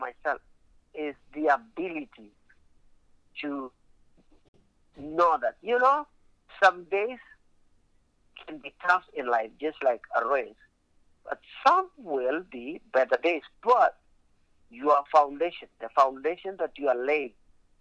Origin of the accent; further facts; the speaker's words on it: Kenya; also born or lived in Alaska; now in United States; if I had some challenges growing up in Kenya